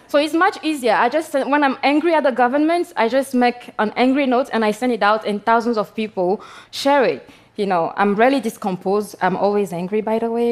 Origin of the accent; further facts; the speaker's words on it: Togo; I come from Togo